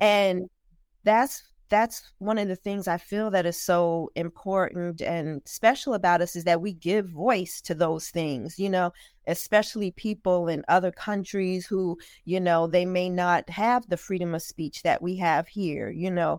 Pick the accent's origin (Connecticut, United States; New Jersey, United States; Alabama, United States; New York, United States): New Jersey, United States; also born or lived in Newark, New Jersey; I'm born and raised, proud native of New Jersey.